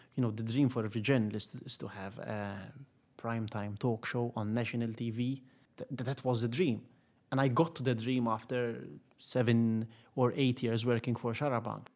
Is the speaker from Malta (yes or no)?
yes; Gozo, Malta; I just was born on the island by chance.